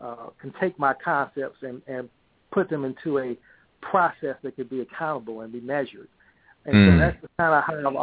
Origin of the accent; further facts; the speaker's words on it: St. Louis, Missouri, United States; I grew up in St. Louis